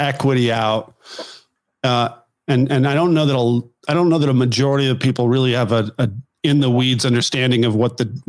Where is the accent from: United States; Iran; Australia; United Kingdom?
United States; California; moved away; I grew up in California.